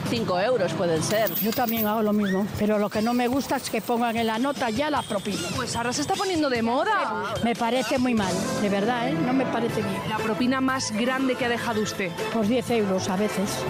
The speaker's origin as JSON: {"language": "Spanish", "country": "Spain", "said": "he salido a la calle para saber cuánto de propineros somos los españoles dentro."}